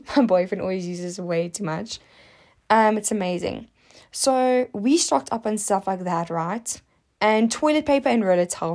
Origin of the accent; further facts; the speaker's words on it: South Africa; as a South African